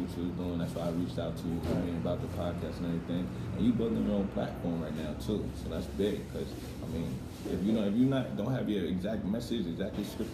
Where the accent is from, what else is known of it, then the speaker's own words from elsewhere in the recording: New York City, New York, United States; now in Pennsylvania, United States; I was born in Staten Island, I moved to Pennsylvania, and now right now I'm about to move down to Georgia